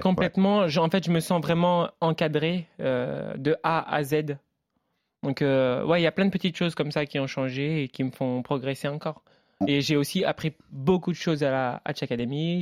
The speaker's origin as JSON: {"language": "French", "town": "Le Havre", "region": "Normandy", "country": "France", "moved": "as an adult", "said": "je viens du Havre"}